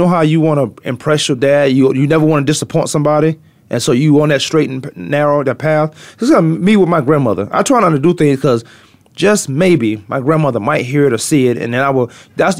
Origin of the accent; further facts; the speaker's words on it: Newport News, Virginia, United States; now in Arizona, United States; Because I'm from Newport